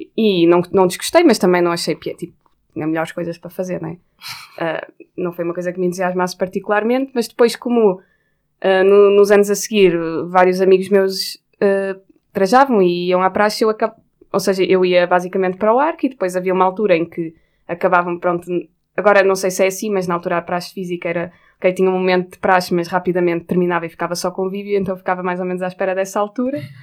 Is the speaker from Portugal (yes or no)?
yes; Porto, Norte, Portugal; now in Lisbon, Portugal; como sou do Porto, que é um sítio onde a praxe, eu acho que que é mais pesada do que em Lisboa